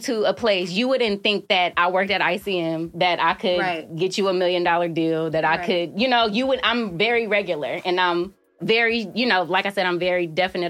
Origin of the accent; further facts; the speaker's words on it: Oakland, California, United States; moved away as an adult; also born or lived in Colorado / Chicago; I was born in Colorado, but I was raised in Oakland.